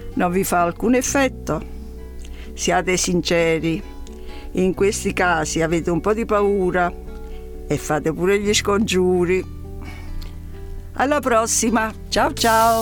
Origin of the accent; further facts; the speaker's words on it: Naples, Campania, Italy; sono napoletana